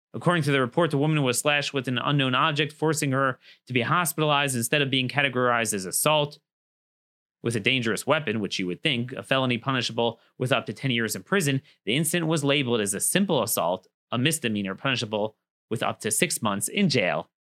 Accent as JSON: {"language": "English", "region": "Maryland", "country": "United States", "said": "my home state in Frederick, Maryland"}